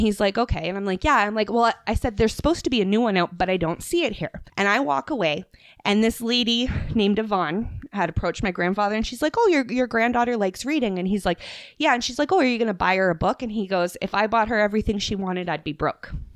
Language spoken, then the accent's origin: English; Nova Scotia, Canada; I'm from Nova Scotia